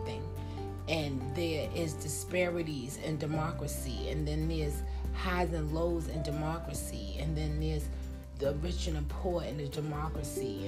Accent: United States; I wouldn't want to be anything else than American, and that's because I'm American

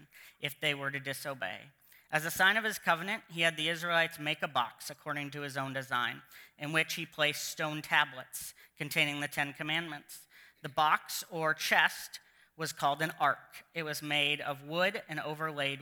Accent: United States; since I'm American

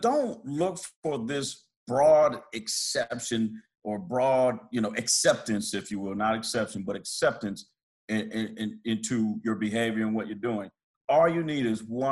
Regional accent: Pontiac, Michigan, United States; I'm from Pontiac.

